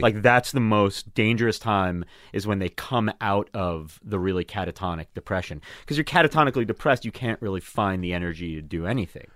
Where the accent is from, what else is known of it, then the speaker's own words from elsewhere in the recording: Long Island, New York, United States; now in Brooklyn, United States; I grew up on Long Island surrounded by Jews.